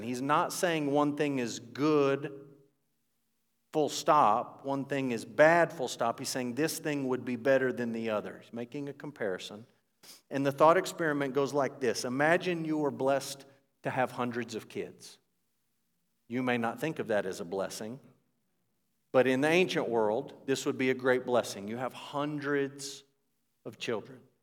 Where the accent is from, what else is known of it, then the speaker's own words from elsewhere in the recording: United States; As an American